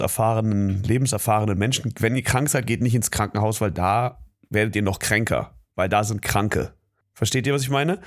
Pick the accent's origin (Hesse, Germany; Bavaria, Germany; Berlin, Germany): Berlin, Germany; Ich komme ja aus Berlin, aus Südberlin